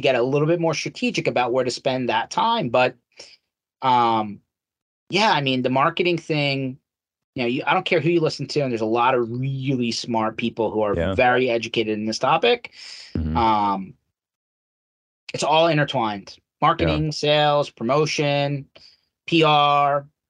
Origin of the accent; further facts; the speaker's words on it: Philadelphia, Pennsylvania, United States; So I was born and raised here in Philadelphia, Philly Metro. My parents immigrated into the country.